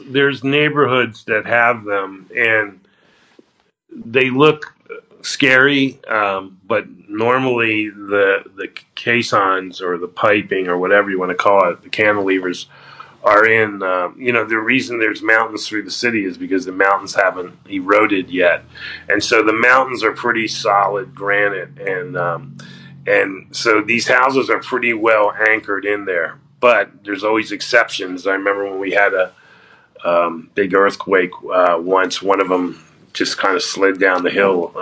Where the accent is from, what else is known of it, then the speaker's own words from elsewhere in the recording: Florida, United States; moved away; also born or lived in New York; I grew up in Florida and uh, went University of Florida